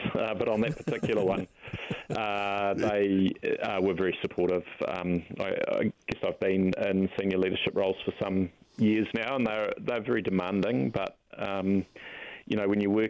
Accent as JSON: {"language": "English", "region": "Auckland", "country": "New Zealand", "tie": "born or raised there", "also_born_or_lived": "Dunedin / Counties Manukau", "said": "I grew up in central Auckland."}